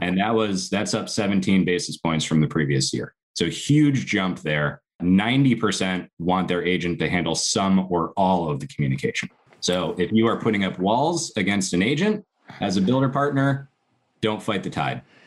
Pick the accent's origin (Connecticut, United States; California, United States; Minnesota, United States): Connecticut, United States; I grew up in Connecticut